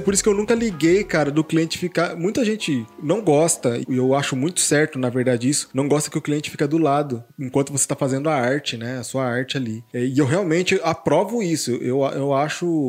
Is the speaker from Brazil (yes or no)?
yes; Hortolândia, São Paulo, Brazil; Eu moro aqui em Hortolândia desde os 5 anos de idade